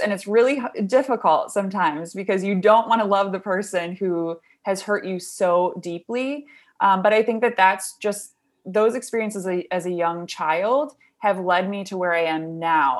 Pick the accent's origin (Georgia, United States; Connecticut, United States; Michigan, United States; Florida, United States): Michigan, United States; Brighton; we lived in Brighton, so I grew up there